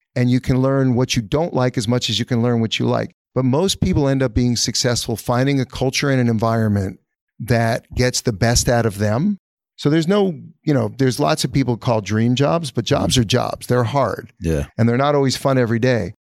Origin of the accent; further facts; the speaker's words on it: New York, United States; also born or lived in California; growing up in New York